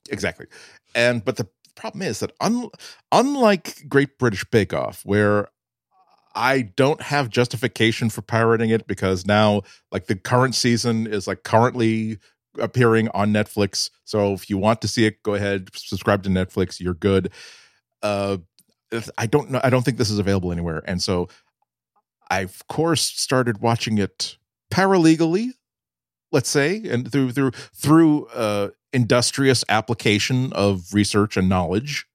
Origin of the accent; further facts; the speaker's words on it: New England, United States; I'm a New Englander